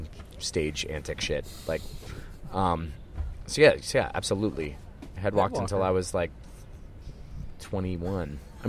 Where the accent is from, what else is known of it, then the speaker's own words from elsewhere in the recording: Philadelphia, Pennsylvania, United States; Growing up in Philadelphia hardcore